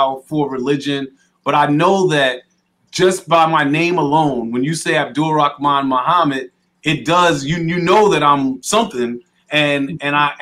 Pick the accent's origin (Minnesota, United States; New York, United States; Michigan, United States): New York, United States; White Plains; also born or lived in Connecticut / Mississippi / Atlanta; now in Hartford, United States; I grew up in White Plains, New York, and then I moved to Connecticut, went to high school at Hall High School.